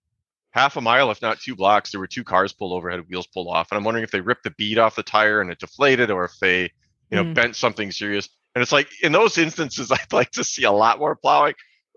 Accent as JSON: {"language": "English", "region": "Midwest", "country": "United States", "said": "but I come from the Midwest. And plowing's big business, plow, plow, plow."}